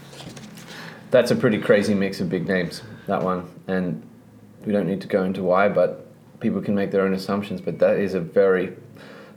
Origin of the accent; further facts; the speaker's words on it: Australia; as an Australian